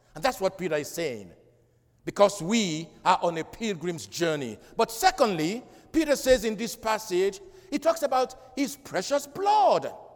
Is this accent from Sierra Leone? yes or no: yes; Freetown, Western Area, Sierra Leone; moved away; growing up in Freetown, I listened to, to the national radio and they play good music.